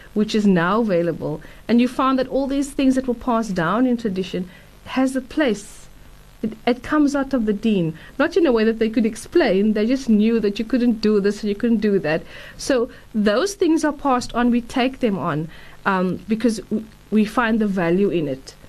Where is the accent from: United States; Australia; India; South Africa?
South Africa; Durban, KwaZulu-Natal; I grew up in Durban